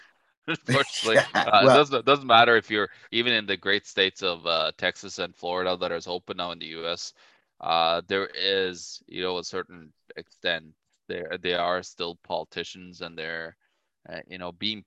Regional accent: Norway; now in Winnipeg, Canada; I'm from Norway, so I do have my family back just northeast of you

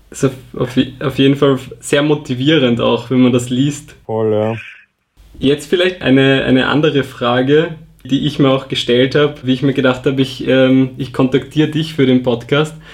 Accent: Vienna, Austria; ich bin Wiener

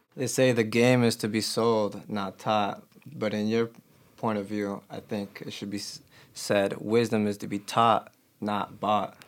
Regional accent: Chicago, Illinois, United States; I'm from Albany Park, North Side, so it was very diverse.

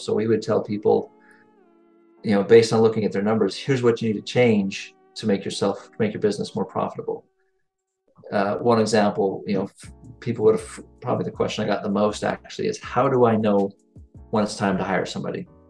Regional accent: near Salt Lake City, Utah, United States; also born or lived in Brazil; Grew up here, right near Salt Lake. Uh, haven't fallen too far from the tree. I did uh, live in Brazil for a year and a half, so that was sort of different. But outside of that, I've I've been here in Utah my whole life

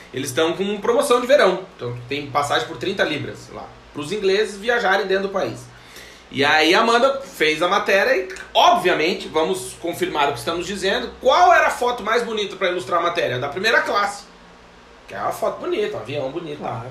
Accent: Rio Grande do Sul, Brazil; now in Portugal; eu nasci no Rio Grande do Sul, que é o, o, o primeiro estado lá embaixo do Brasil. Pro pessoal do Nordeste diz que é o último. Eu, como eu sou do Sul

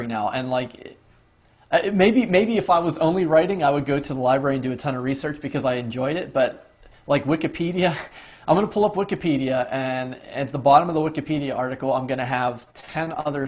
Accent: Pittsburgh, Pennsylvania, United States; when I was growing up in Pittsburgh, it was the Mario Lemieux era

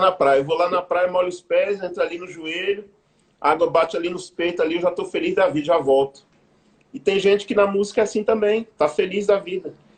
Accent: Brazil; como povo brasileiro

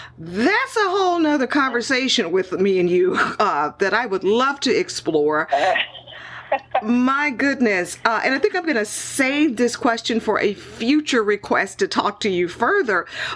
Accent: Houston, Texas, United States; moved away; my hometown, my home city of Houston.

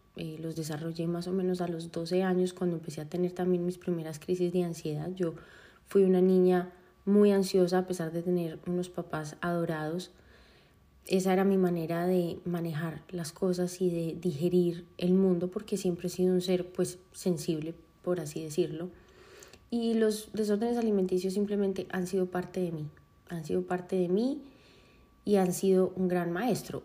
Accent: Medellín, Antioquia, Colombia; yo nací en Medellín

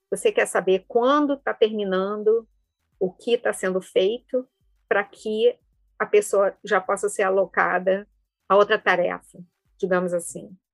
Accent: Rio de Janeiro, Brazil; accent: carioca; Eu sou originalmente do Rio, não sei o quanto do, do sotaque carioca ainda vem.

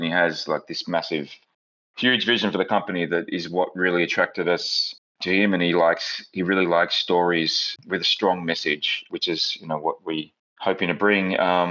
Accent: Australia; now in New York, United States; I'm Australian

